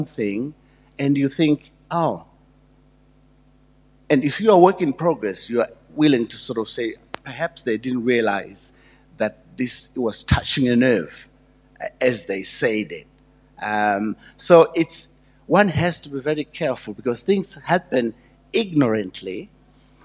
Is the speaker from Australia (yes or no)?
no; Zimbabwe; moved away; I'm from Zimbabwe. It was called Rhodesia then